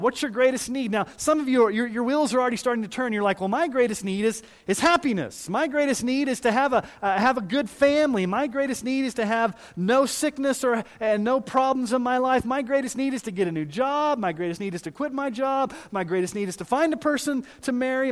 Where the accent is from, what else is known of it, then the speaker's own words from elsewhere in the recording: Missouri, United States; I was born in Missouri